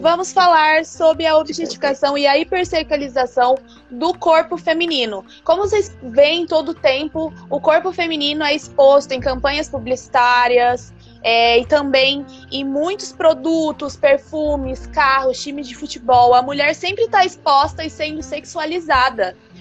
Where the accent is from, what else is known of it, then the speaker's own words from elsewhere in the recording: Brazil; moved away; Eu já sofri um certo preconceito por ser brasileira